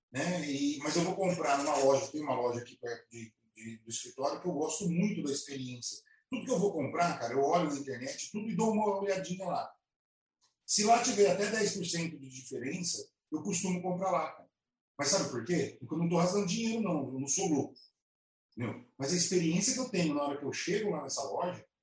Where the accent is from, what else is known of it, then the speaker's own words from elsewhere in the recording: Campinas, São Paulo, Brazil; nós somos de Campinas